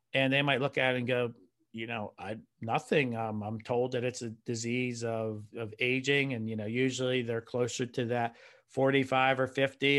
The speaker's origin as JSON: {"language": "English", "region": "Pennsylvania", "country": "United States", "said": "I'm a guy from Pennsylvania, so I'm not by salt water."}